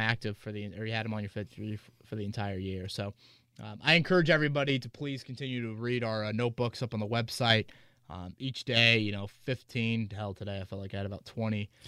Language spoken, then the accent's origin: English; Hamilton County, Indiana, United States; I grew up in Hamilton County